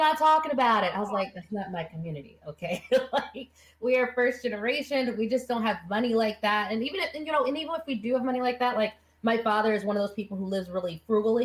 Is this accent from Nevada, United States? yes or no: yes; Las Vegas, Nevada, United States; I was born and raised in Las Vegas in a family